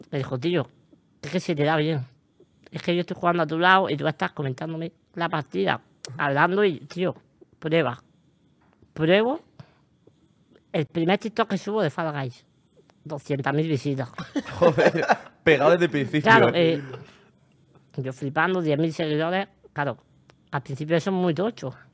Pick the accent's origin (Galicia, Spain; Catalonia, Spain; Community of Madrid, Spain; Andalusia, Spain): Andalusia, Spain; Almería; de Almería, como aquí el señor.